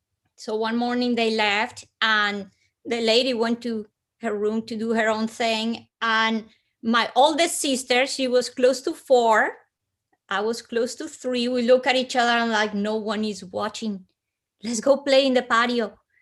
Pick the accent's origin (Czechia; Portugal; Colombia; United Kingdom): Colombia; Bogotá, Bogotá Capital District; because I am from Colombia, I come from hot weather country. But Bogota's high up in the Andes, almost 10,000 feet.